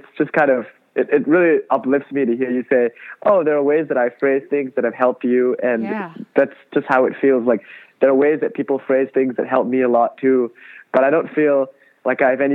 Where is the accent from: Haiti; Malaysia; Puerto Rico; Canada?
Malaysia; Kuala Lumpur; now in Los Angeles, United States; I grew up in Kuala Lumpur, Malaysia